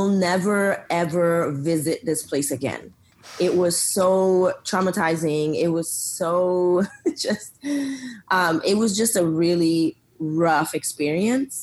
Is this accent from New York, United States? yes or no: no; Lawrence, Massachusetts, United States; also born or lived in Dominican Republic; now in Austin, United States; raised in Massachusetts in Lawrence, which is a small little city